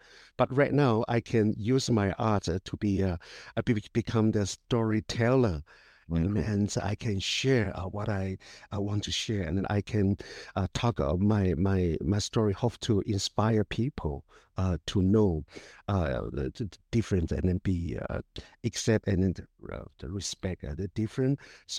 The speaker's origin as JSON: {"language": "English", "country": "Taiwan", "second_language": "English", "said": "As a child, I feel inferior to my skin color. It's because I'm indigenous, and then my accent, I've been bullied a lot when I was little."}